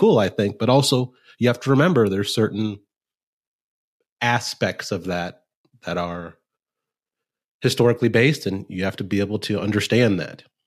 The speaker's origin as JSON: {"language": "English", "region": "Nebraska", "country": "United States", "tie": "born or raised there", "also_born_or_lived": "Texas / Chicago", "moved": "as an adult", "lives_now": "Kansas City, United States", "said": "I was born in Texas, so I like to say I have Texas blood in my veins, but I grew up in Nebraska"}